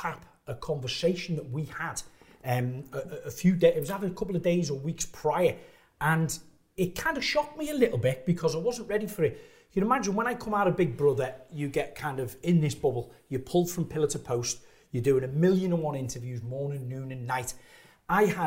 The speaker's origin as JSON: {"language": "English", "town": "Liverpool", "region": "North West England", "country": "United Kingdom", "also_born_or_lived": "Shropshire", "moved": "as an adult", "said": "I come from Liverpool, didn't have the best education."}